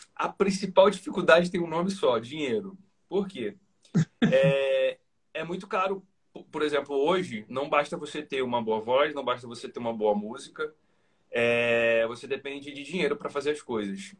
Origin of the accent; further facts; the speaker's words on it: Mesquita, Rio de Janeiro, Brazil; also born or lived in Niterói / Recreio dos Bandeirantes, Rio de Janeiro; now in Rio de Janeiro, Brazil; eu não nasci em Niterói. Eu fui criado eu, né, da minha adolescência para adolescência fase adulta. Eu fui morar em Niterói, mas eu nasci na cidade de Mesquita, na, na, na, Baixada Fluminense do Rio de Janeiro